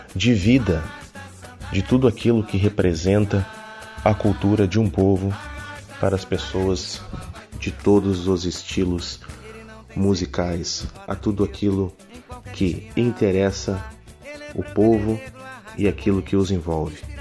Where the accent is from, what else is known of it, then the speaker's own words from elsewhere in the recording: Rio Grande do Sul, Brazil; now in Berlin, Germany; nós viemos do Rio Grande do Sul